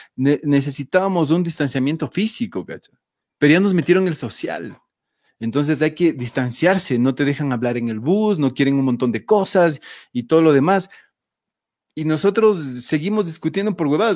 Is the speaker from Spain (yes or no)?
no; Ecuador; como ecuatorianos